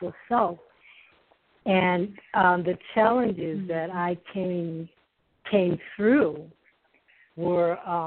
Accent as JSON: {"language": "English", "region": "New England", "country": "United States", "moved": "yes", "lives_now": "Alabama, United States", "said": "I come from New England, and when I ended up here in Alabama"}